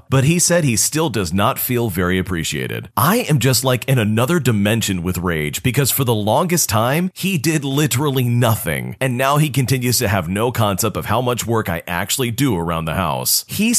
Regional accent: Sweden; English is a second language; I'm from Sweden, and in June, we celebrated Midsummer.

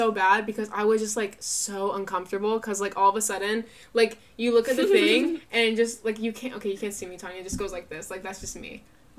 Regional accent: United States; accent: American; I was the only American there. My accent could be heard from a mile away.

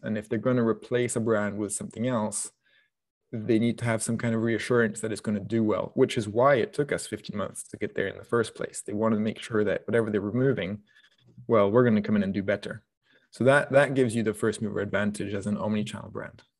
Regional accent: France; moved away; also born or lived in Scotland; I grew up in France, so I, that means that I grew up, you know, going to the markets on Saturday mornings

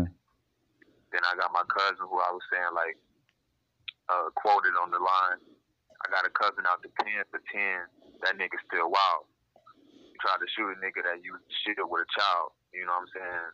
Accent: Detroit, Michigan, United States; I'm from Detroit

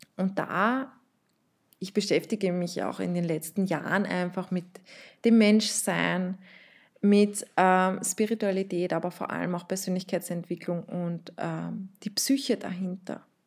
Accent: Vienna, Austria; ich bin in Wien aufgewachsen, in Österreich

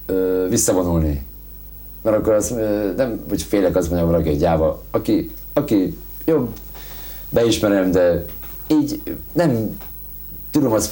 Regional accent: Hungary; born there; moved away; Mert turista vagyok, pedig itt születtem

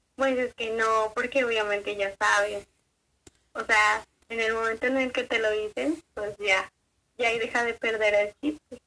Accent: Mexico; No se lo permitimos como sociedad mexicana

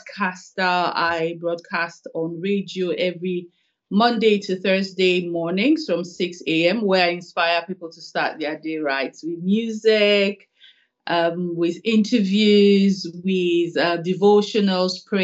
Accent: Warri, Delta, Nigeria; moved away as an adult; also born or lived in Lagos / Makurdi, Benue State / Kaduna / Port Harcourt; now in Edinburgh, United Kingdom; I was born in Warri. I schooled in Warri. I did my secondary school in Warri, Our Ladies High School

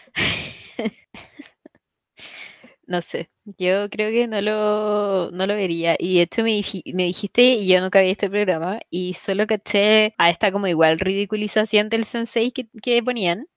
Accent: Chile; somos chilenas

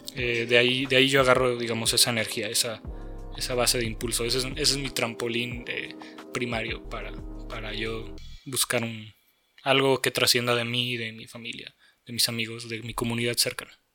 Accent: Mexico; also born or lived in San Luis Potosí / Guadalajara; el México que vivimos

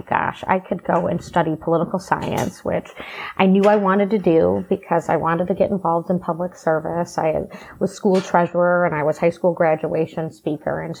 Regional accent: Rochester Hills, Michigan, United States; also born or lived in Birmingham, Michigan / Washington, D.C.; growing up in Rochester Hills in Birmingham, Michigan

